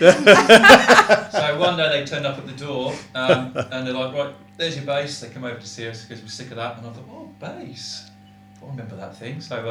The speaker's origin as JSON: {"language": "English", "town": "Newquay", "region": "South West England", "country": "United Kingdom", "also_born_or_lived": "Avalon", "moved": "yes", "said": "I'm from Cornwall, a place called Newquay, which is in the southwest of Cornwall."}